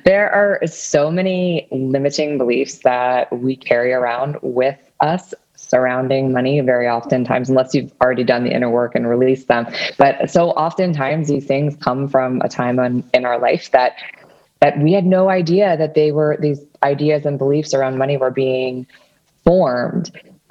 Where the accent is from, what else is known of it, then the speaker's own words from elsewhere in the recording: Washington, District of Columbia, United States; I am from the Washington, D.C. area